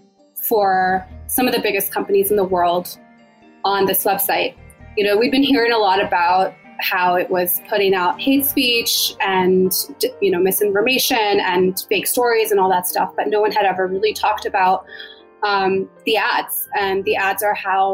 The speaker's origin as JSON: {"language": "English", "region": "Maryland", "country": "United States", "said": "We're both originally from Maryland"}